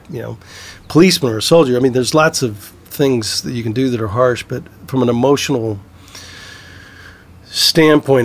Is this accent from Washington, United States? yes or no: no; Southeast Texas, United States; now in California, United States; I grew up in Southeast Texas and, you know, oil country